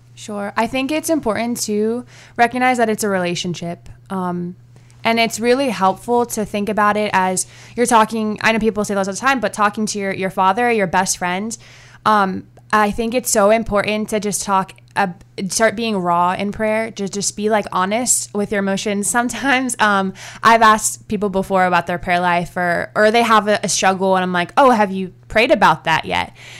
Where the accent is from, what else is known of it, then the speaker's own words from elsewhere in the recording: Virginia Beach, Virginia, United States; I grew up in Virginia, um, mostly Virginia Beach.